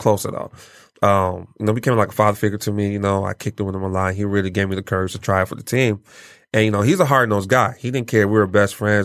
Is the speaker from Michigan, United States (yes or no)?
yes; Pontiac, Michigan, United States; also born or lived in Nigeria / Lansing, Michigan / Detroit, Michigan; Pontiac raised me.